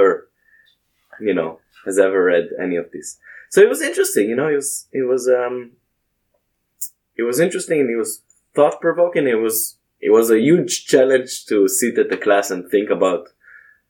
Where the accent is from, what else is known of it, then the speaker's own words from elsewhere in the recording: Israel; moved away; I grew up in Israel, so we have Bible class